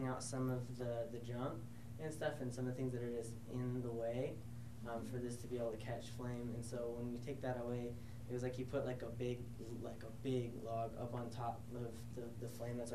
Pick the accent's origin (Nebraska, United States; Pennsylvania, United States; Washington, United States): Washington, United States; moved away; I'm originally from Washington